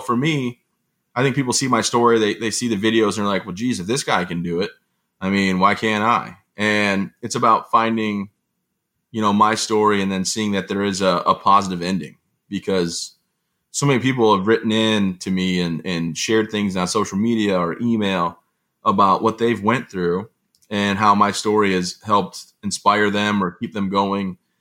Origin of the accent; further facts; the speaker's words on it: Vassar, Michigan, United States; moved away as an adult; I am from the great town, oh, I guess it's city, actually, of Vassar in Vassar, Michigan. You know, I grew up there